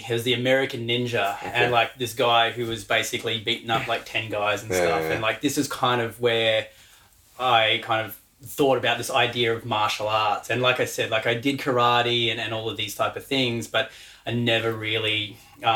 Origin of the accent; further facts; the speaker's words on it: Western Australia, Australia; now in Brisbane, Australia; I was born in Western Australia